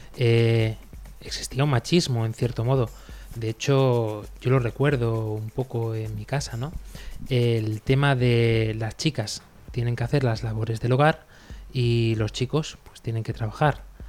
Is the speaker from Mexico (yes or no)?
no; Spain; los sacerdotes de mi pueblo